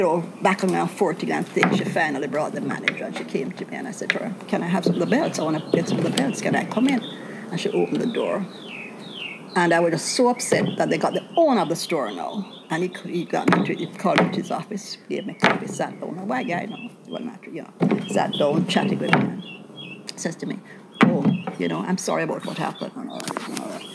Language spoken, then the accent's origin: English; Jamaica; moved away